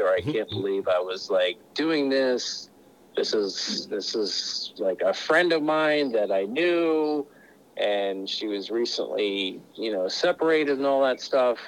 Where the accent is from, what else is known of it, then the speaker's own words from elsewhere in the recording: Pennsylvania, United States; moved away; I was originally from Pennsylvania